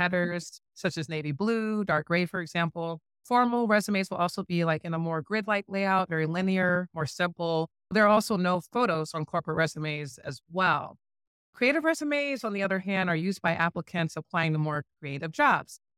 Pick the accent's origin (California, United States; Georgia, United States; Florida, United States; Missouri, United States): Missouri, United States; St. Louis; also born or lived in Bloomington, Illinois; we're, we're both from Saint Louis